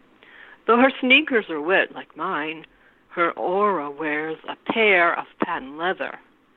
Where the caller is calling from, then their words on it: New York City, New York, United States; I'm calling from New York City, and it's kind of a rainy evening.